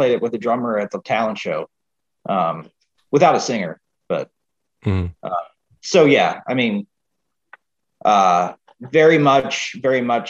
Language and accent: English; Maryland, United States; moved away; I'm from Maryland originally